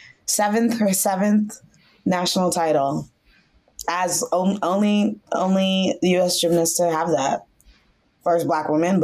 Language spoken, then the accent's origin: English; Northern Virginia, United States; I was raised in Northern Virginia.